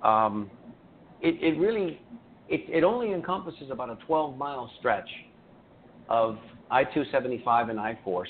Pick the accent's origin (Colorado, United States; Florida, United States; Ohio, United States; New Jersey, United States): Florida, United States; Tampa; I was fortunate enough to be born and raised here.